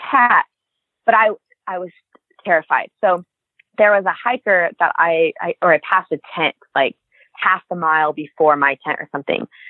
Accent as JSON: {"language": "English", "town": "Reno", "region": "Nevada", "country": "United States", "said": "I'm from Reno, Nevada"}